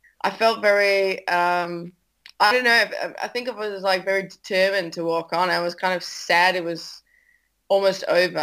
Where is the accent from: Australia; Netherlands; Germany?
Netherlands; I'm from the Netherlands, you know, like everything's flat here